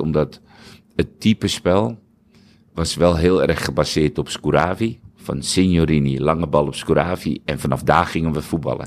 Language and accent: Dutch; Netherlands; als nuchtere Hollander, als Nederlander